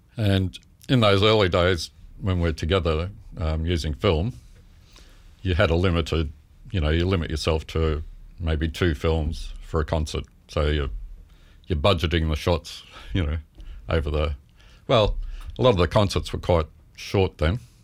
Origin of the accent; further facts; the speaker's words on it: Melbourne, Victoria, Australia; moved away as an adult; also born or lived in Carlton / Ashburton / Moorabbin; I was born in Melbourne.